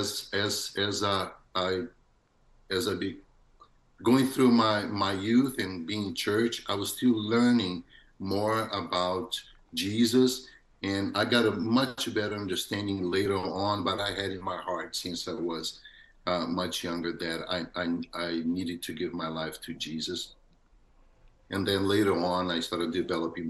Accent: Brazil; now in New Hampshire, United States; I was born in Brazil, and my parents, they got saved

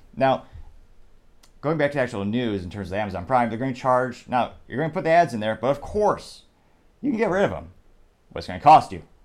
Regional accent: United States; I'm American.

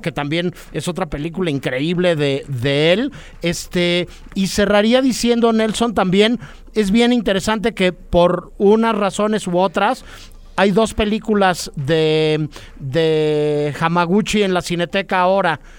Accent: Mexico City, Mexico; como somos chilangos o, pasan muchas cosas acá en la CDMX

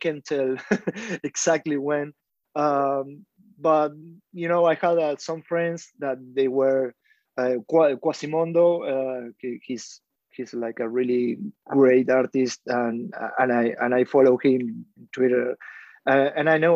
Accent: Argentina; I'm from Argentina.

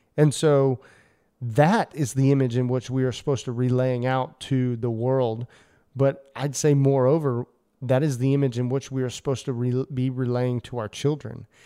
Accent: United States; as an American male

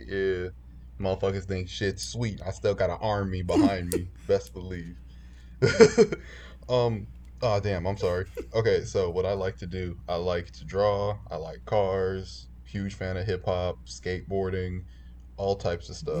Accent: Chicago, Illinois, United States; I am from Chicago, uh, particularly the North Side, North Soldier. but I've bounced around. I've lived uh, on the West Side. I've lived in the suburbs.

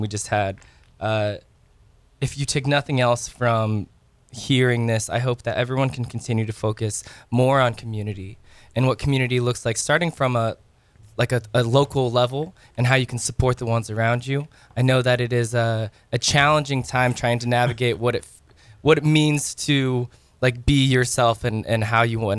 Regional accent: Rochester, Indiana, United States; my hometown of Rochester

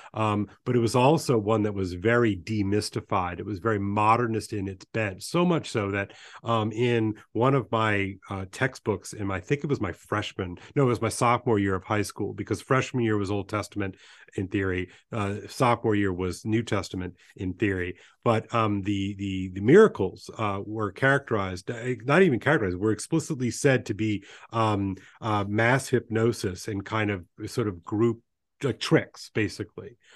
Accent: Baton Rouge, Louisiana, United States; also born or lived in New Orleans; I was born in New Orleans and grew up in Baton Rouge

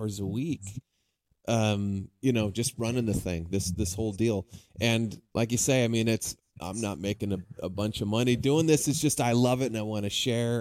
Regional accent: San Diego, California, United States; moved away as an adult; also born or lived in Arizona; now in Vancouver, Washington, United States; I grew up in San Diego area, so that's kind of where I hail from

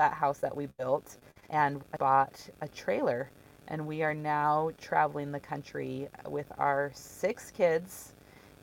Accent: Southern California, United States; moved away; also born or lived in South Jordan, Utah / Richfield, Utah; I'm originally from Southern California

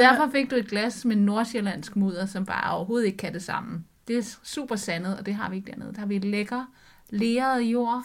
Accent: Sakskøbing, Zealand, Denmark; moved away; dernede, hvor jeg kommer fra

